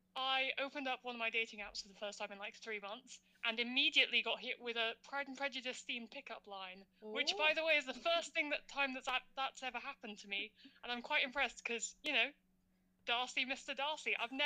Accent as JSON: {"language": "English", "region": "London", "country": "United Kingdom", "said": "I'm a second year mechanical engineering student. I'm from London"}